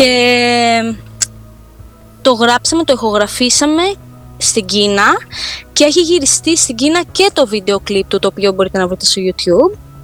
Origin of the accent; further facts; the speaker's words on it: Rhodes, South Aegean, Greece; σε νησί που γεννήθηκα